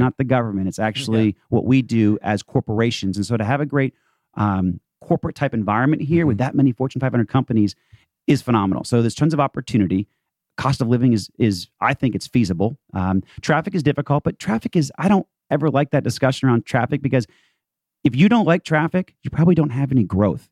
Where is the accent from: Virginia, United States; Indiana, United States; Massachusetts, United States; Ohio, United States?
Massachusetts, United States; Boston; also born or lived in Palo Alto; now in Atlanta, United States; I'm actually from Boston, uh, but moved here in 97 officially.